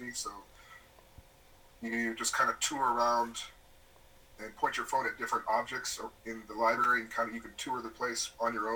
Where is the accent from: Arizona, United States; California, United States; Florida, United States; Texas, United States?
Arizona, United States; moved away as an adult; also born or lived in Wisconsin; now in Japan; I'm an American. I was born in Wisconsin, but I grew up in Arizona and did undergrad all through undergrad in Arizona